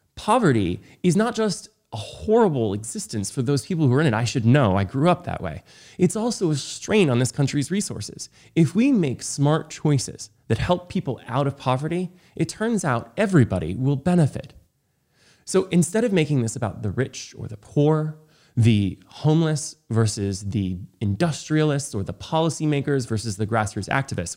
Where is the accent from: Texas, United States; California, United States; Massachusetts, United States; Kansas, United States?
California, United States; Los Angeles; my hometown of Los Angeles